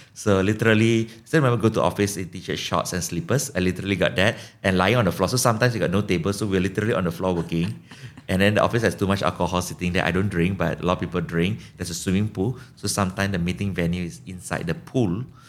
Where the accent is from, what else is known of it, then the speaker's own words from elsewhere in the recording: Malaysia; And I mentioned I'm from Malaysia and the person was super hyper and super excited.